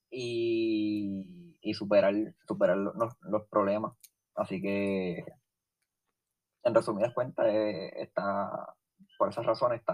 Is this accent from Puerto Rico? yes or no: yes; Puerto Rico; soy puertorriqueño